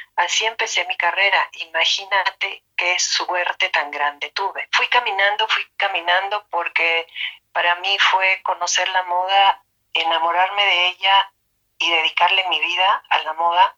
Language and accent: Spanish; Mexico; Nosotros en México